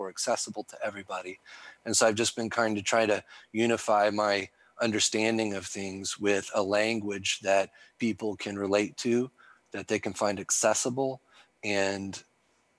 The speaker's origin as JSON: {"language": "English", "region": "the Ozarks", "country": "United States", "said": "I'm a hillbilly from the Ozarks"}